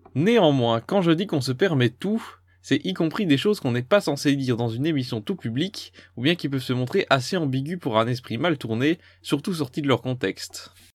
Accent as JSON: {"language": "French", "country": "Belgium", "said": "je suis belge"}